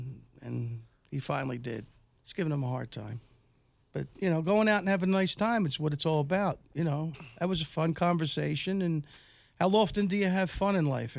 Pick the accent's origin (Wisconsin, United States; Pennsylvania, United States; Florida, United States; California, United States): Pennsylvania, United States; Philadelphia; I'm from Philadelphia